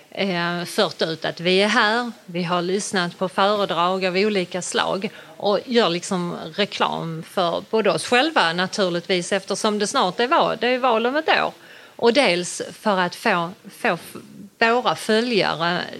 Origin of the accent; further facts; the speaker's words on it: Sjöbo, Skåne, Sweden; vi kommer ju från Sjöbo kommun då, och även aktiva i hela Skåne